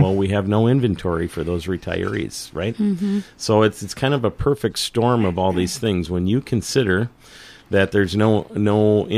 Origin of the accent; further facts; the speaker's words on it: Saint Paul, Minnesota, United States; now in Northfield, United States; I grew up in Highland Park